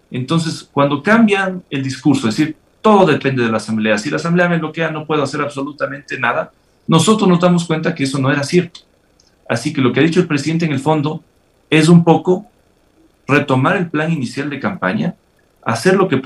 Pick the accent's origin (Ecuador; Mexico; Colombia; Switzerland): Ecuador; Yo creo que todos esperamos como ecuatorianos eh, que las cosas se hagan bien